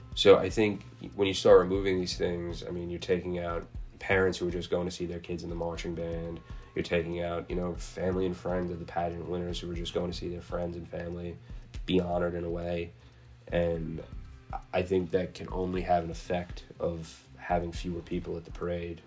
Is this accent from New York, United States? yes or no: yes; New York City, New York, United States; being Irish and being Catholic and being New York, Staten Islanders, New Yorkers, and Americans